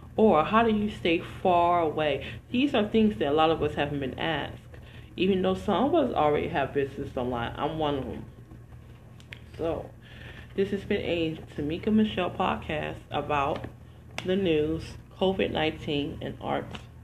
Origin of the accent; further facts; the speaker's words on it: Detroit, Michigan, United States; moved away; also born or lived in New Jersey; I'm from the hood originally. I'm from Detroit, Michigan. So I went to a hood high school, a hood, um, a hood high school and middle school